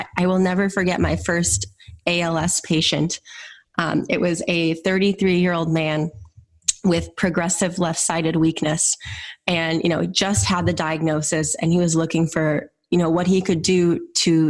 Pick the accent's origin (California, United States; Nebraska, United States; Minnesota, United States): Minnesota, United States; I returned to my home state of Minnesota